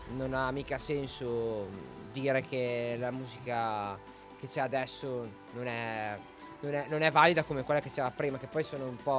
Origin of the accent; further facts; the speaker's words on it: Piacenza area, Emilia-Romagna, Italy; la mia partenza è stata il locale mh, mm, del mio paese poi ho cominciato a suonare qualche ristorante, qualche bar sempre nella okay. zona del Piacentino